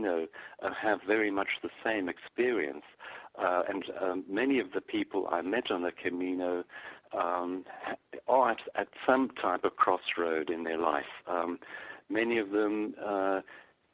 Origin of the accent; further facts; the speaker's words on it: South Africa; I grew up in South Africa